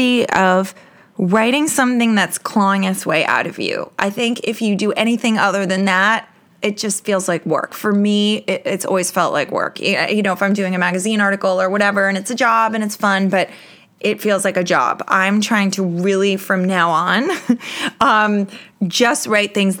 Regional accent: New York, United States; I'm a New Yorker

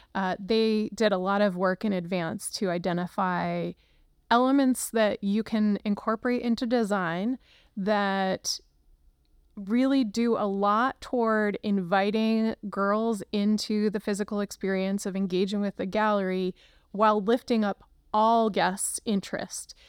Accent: Luzerne County, Pennsylvania, United States; now in Cincinnati, United States; I grew up in Luzerne County, Pennsylvania.

